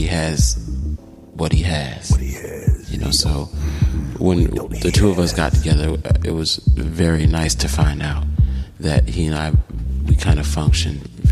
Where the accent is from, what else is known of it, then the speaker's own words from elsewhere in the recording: Chicago, Illinois, United States; Chicago, my hometown